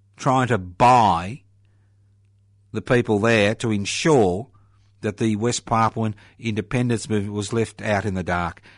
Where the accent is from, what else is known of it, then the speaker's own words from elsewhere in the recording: Australia; being an Australian